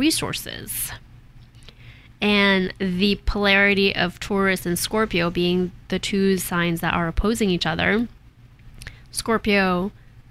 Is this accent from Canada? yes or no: yes; Canada; moved away as an adult; now in United States; because I grew up in Canada, and I noticed when I moved to the States 20 years ago